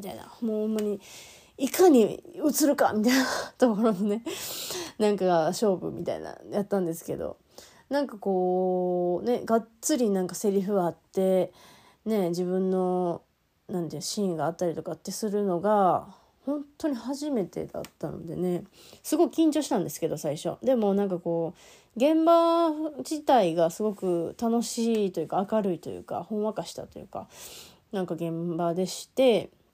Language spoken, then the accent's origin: Japanese; Hino, Shiga, Japan; moved away; 私日野町出身